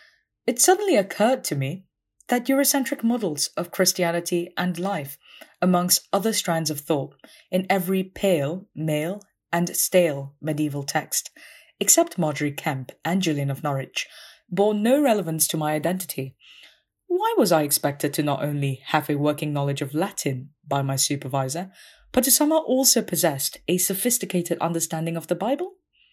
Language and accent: English; Malaysia; moved away as an adult; also born or lived in Cambridge, United Kingdom; how othered I felt as a Malaysian woman, reading English in a space that clearly wasn't designed for someone like me.